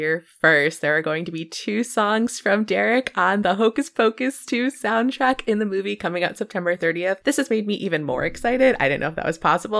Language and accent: English; Northeast, United States; I'm from the Northeast, so we love our chili up here